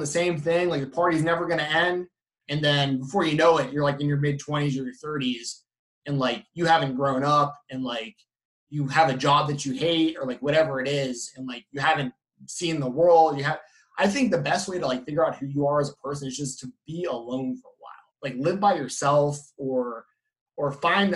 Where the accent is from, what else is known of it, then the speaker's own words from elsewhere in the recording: East Cobb, Georgia, United States; moved away; growing up in East Cobb